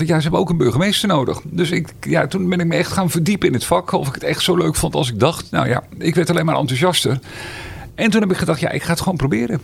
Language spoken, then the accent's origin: Dutch; Meerkerk, South Holland, Netherlands; also born or lived in Schoonrewoerd; Ik kom oorspronkelijk uit Meerkerk